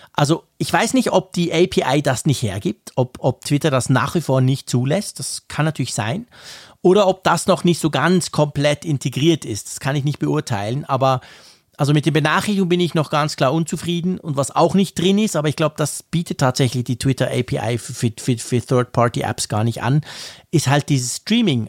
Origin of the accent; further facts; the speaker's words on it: Switzerland; als Schweizer